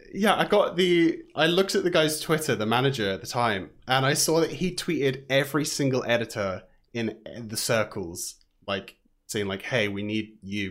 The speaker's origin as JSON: {"language": "English", "town": "Southampton", "region": "South East England", "country": "United Kingdom", "moved": "as an adult", "lives_now": "Vancouver, Canada", "said": "I am from Southampton in England. I've lived about around the south for a bit, and then I've moved to Vancouver or Canada for the last four-ish years or so"}